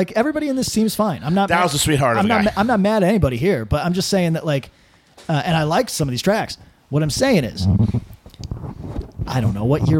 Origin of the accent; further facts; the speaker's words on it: Northeast, United States; I was from the Northeast.